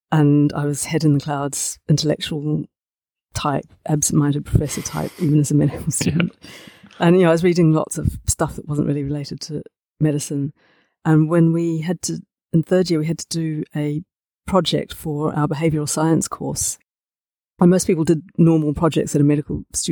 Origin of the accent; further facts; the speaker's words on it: Dunedin, Otago, New Zealand; moved away as an adult; also born or lived in Edinburgh; I grew up in Dunedin, which is this little city on the far side of the world.